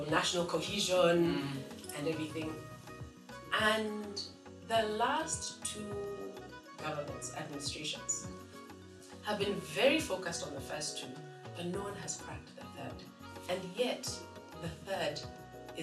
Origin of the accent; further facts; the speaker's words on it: Nairobi, Kenya; When I grew up, and I'm a Nairobi girl, we did not have divisions around tribe.